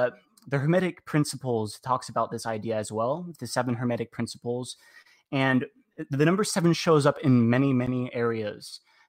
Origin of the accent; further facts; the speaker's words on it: Mesa, Arizona, United States; I'm from Mesa, Arizona.